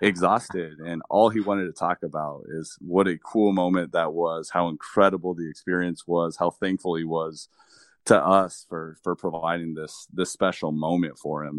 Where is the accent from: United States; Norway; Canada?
United States; Nogales, Arizona; I started working one week after turning sixteen at a golf course in my hometown